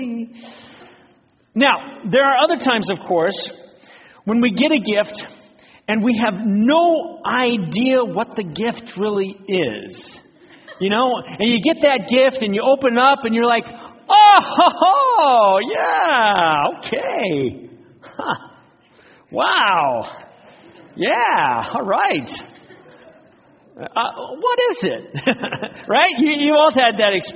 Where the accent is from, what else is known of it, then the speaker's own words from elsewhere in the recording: Phoenix, Arizona, United States; When I was a kid growing up in Phoenix